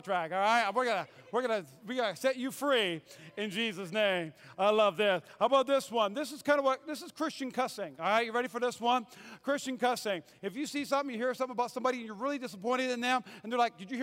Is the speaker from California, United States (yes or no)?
no; North Dakota, United States; moved away as an adult; also born or lived in Fayetteville, North Carolina; I grew up in North Dakota. And at 18, I went to seminary, and I worked for an evangelist, and I moved to Fayetteville, North Carolina